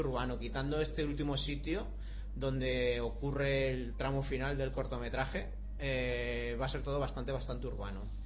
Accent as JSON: {"language": "Spanish", "town": "Barcelona", "region": "Catalonia", "country": "Spain", "said": "yo es que soy de Barcelona"}